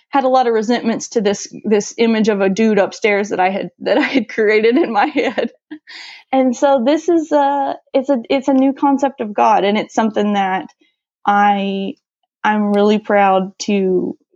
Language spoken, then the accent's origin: English; St. Louis, Missouri, United States; I said that I was from St. Louis